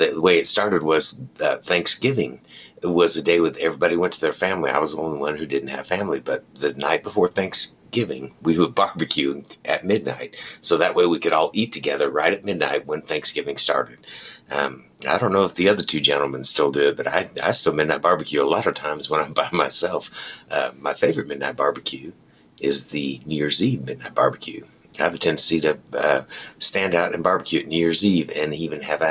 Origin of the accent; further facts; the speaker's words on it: United States; This is the way that as an American, we eat, and we like it like this